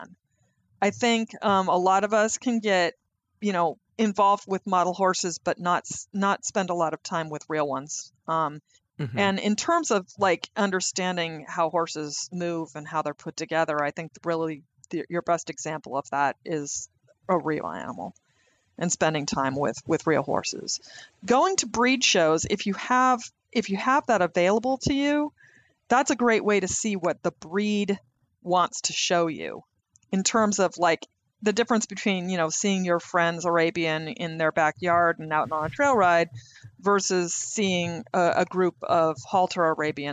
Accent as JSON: {"language": "English", "region": "the West", "country": "United States", "tie": "born or raised there", "said": "I grew up in the West"}